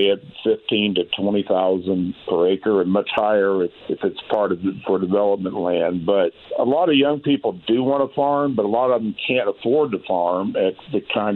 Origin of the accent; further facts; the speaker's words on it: Greenwood, Indiana, United States; I grew up on farm ground in Johnson County, just south of Greenwood